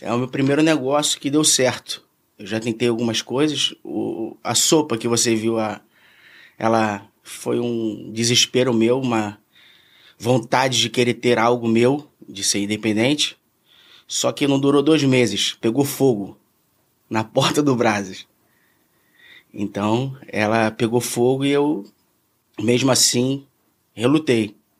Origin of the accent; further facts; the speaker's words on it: Rio de Janeiro, Brazil; Eu nasci em Ipanema, eu fui criado em Ipanema.